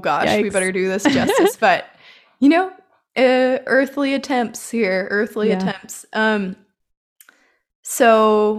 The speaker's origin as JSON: {"language": "English", "town": "San Diego", "region": "California", "country": "United States", "said": "I'm from San Diego and it snowed for the first time today."}